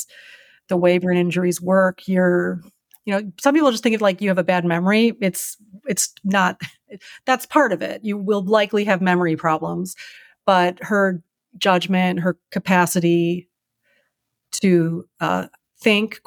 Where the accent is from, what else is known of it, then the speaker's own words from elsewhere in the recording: Chicago, Illinois, United States; moved away as an adult; now in Minneapolis, United States; I'm from Chicago